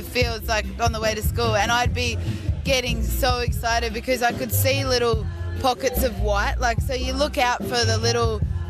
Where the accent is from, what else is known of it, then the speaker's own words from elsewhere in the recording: Tasmania, Australia; where I grew up in Tassie